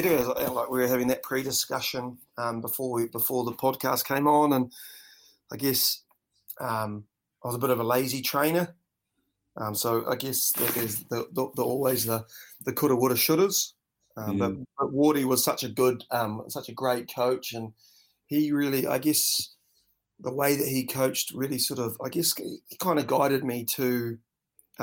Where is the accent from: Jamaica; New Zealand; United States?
New Zealand; also born or lived in North Island, New Zealand / Dunedin, New Zealand; being brought up a Kiwi kid